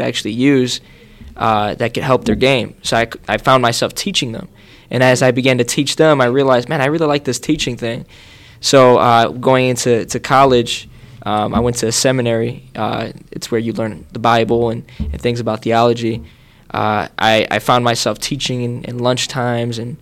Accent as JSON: {"language": "English", "town": "Chicago", "region": "Illinois", "country": "United States", "tie": "born or raised there", "said": "I grew up in Chicago. I grew up first half of my life in the Logan Square area, and then the second half of my life I grew up in Norwood"}